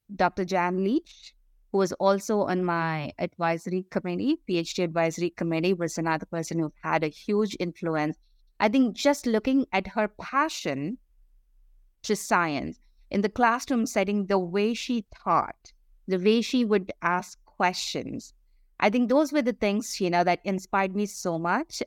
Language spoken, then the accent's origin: English; India; moved away as an adult; I grew up in India